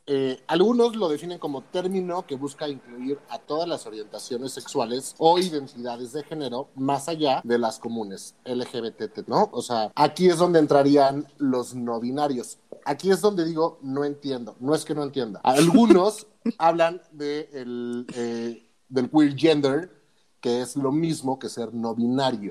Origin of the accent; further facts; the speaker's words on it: Mexico; nosotros como mexicanos o como hispanoparlantes